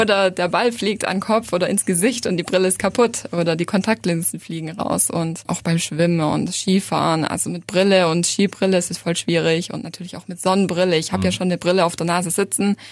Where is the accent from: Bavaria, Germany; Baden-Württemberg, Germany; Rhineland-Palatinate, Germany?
Baden-Württemberg, Germany; Reutlingen; Ich bin aus Reutlingen